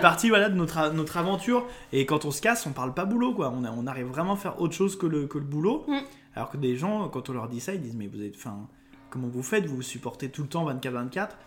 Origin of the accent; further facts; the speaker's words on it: Lyon, Auvergne-Rhône-Alpes, France; moved away; je suis de Lyon au départ. Je suis un Lyonnais.